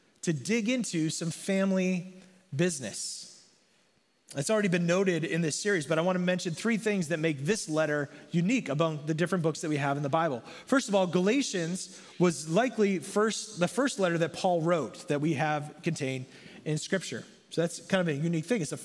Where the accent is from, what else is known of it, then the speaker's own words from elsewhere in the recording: North Central Massachusetts, United States; I was born and raised in North Central Massachusetts in a very, very small town and grew up in a small church